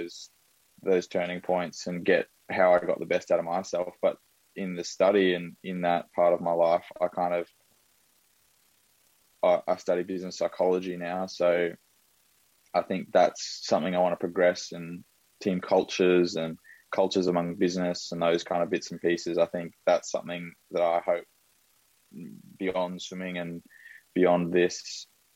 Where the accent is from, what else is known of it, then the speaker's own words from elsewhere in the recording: Brisbane, Queensland, Australia; I'm in Brisbane. So I grew up in Brisbane, born and bred.